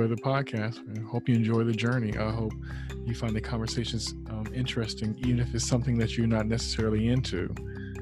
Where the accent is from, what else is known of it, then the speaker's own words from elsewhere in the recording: the Bay Area, California, United States; I'm an artist from the Bay Area